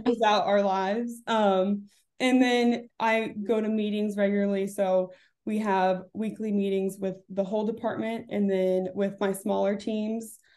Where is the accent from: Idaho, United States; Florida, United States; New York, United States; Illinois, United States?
Florida, United States; Orlando; moved away as an adult; also born or lived in Davidson, North Carolina; I grew up in Orlando, Florida, with my two parents and my sister